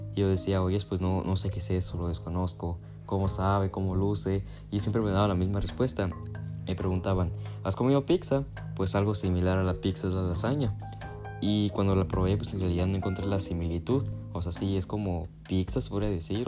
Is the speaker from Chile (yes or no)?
no; Mexico; yo como mexicano